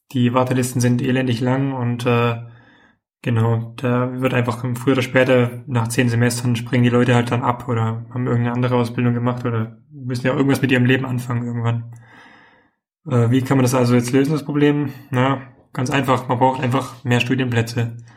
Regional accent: Tübingen, Baden-Württemberg, Germany; da wo ich herkomme, in Tübingen.

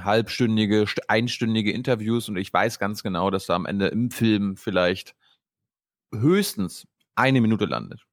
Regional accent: Mecklenburg-Vorpommern, Germany; now in Dubai, United Arab Emirates; ins mecklenburgische Dubai hm. gefahren, in meine Heimat

